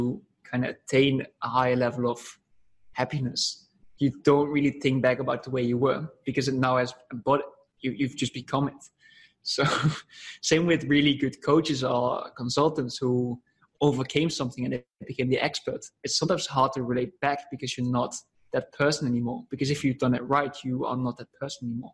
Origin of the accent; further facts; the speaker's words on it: Netherlands; I'm coming from the Netherlands